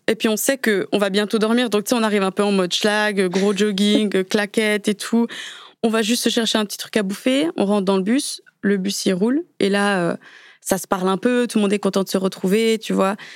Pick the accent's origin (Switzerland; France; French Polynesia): Switzerland; moved away; vivant en Suisse à ce moment-là, parce que je suis née en Suisse